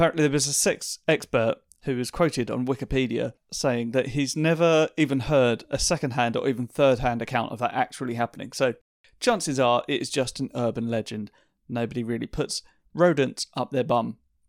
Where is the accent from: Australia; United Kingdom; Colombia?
United Kingdom; East of England; It's the first time we've spoken, actually. We're both from Essex.